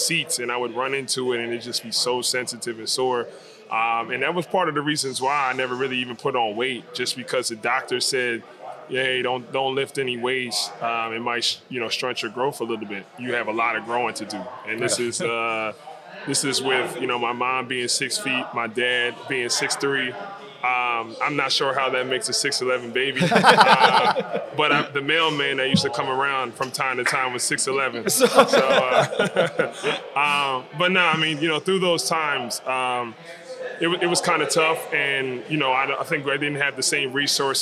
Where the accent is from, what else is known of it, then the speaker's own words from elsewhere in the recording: Mount Laurel, New Jersey, United States; born and raised in Mount Laurel, went to Lenape High School